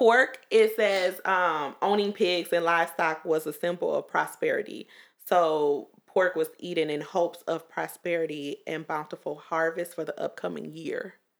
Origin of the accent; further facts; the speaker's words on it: Mississippi, United States; I'm from Mississippi